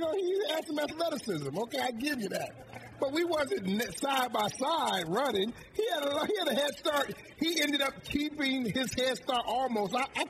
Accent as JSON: {"language": "English", "town": "Detroit", "region": "Michigan", "country": "United States", "tie": "born or raised there", "said": "won a Super Bowl in my hometown"}